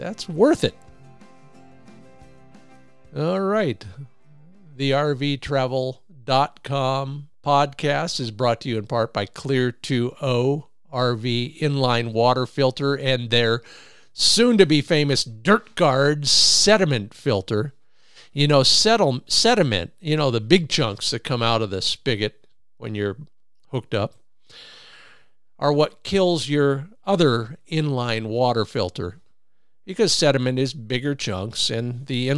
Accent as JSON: {"language": "English", "region": "Ohio", "country": "United States", "tie": "born or raised there", "said": "My home state"}